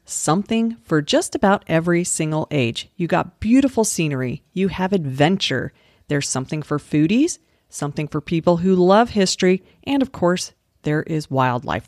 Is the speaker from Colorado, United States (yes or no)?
yes; Colorado, United States; I grew up in Colorado